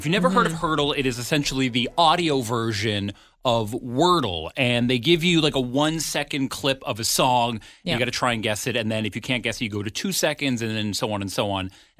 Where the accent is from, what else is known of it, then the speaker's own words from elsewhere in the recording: Ottawa, Ontario, Canada; now in Vancouver Island, Canada; growing up in Ottawa.